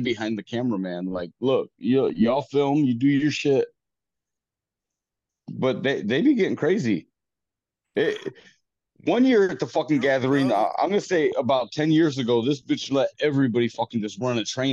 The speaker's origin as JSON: {"language": "English", "region": "Michigan", "country": "United States", "said": "I shouldn't talk like the southern of the border people because I'm from Michigan."}